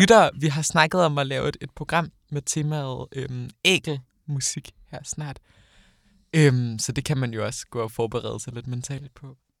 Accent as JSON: {"language": "Danish", "town": "Odense", "region": "Southern Denmark", "country": "Denmark", "tie": "born or raised there", "moved": "as an adult", "lives_now": "Copenhagen, Denmark", "said": "nu flyttede jeg hjemmefra fra Odense til København i sommer"}